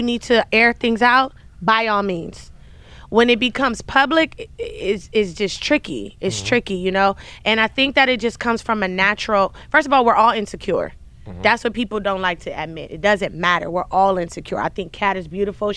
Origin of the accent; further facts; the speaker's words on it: Compton, California, United States; I'm from Compton